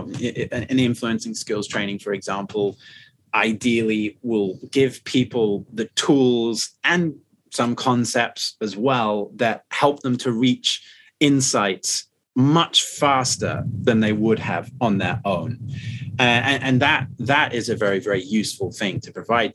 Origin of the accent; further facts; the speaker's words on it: United Kingdom; moved away as an adult; now in Shanghai, China; for me as a Brit, when I first moved to China